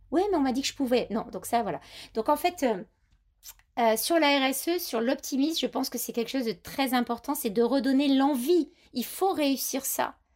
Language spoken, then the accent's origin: French; Grasse, Provence-Alpes-Côte d'Azur, France; Moi, je suis grassoise, donc j'ai l'accent, j'ai un peu perdu.